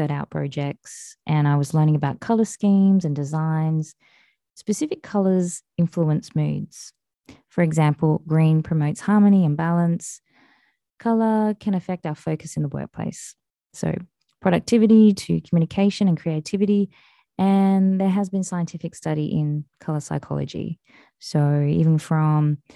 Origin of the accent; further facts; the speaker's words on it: Western Australia, Australia; from my home state of Western Australia